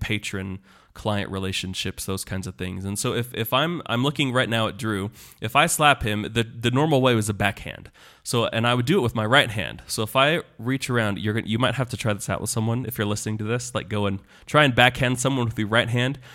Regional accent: Kansas, United States; moved away; I'm from the Great Plains

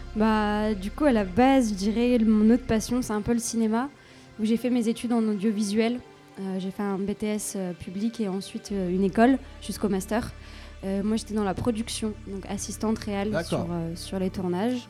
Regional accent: Grenoble, Auvergne-Rhône-Alpes, France; je viens de Grenoble

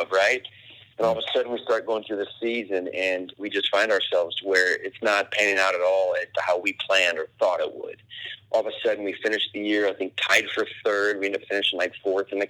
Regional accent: Indiana, United States; moved away; I'm from Indiana.

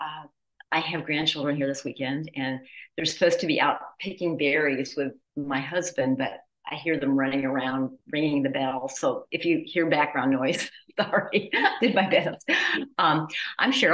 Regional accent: Midwest, United States; also born or lived in the South; I was born in the South and I grew up in the Midwest

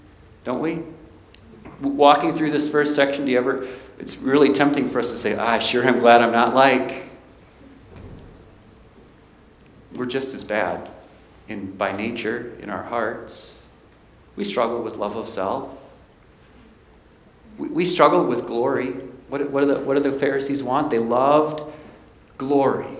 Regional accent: Milwaukee, Wisconsin, United States; I was born in Milwaukee, Wisconsin

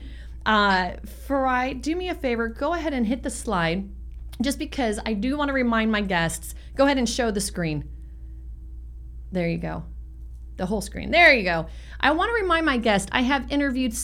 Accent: San Francisco, California, United States; I grew up watching that same ocean when I grew up in San Francisco

